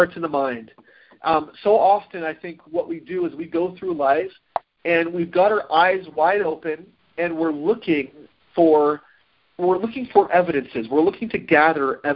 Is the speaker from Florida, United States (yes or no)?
yes; Florida, United States; also born or lived in Utah; We moved to Florida from Utah. My family, when I was about 4.5 years old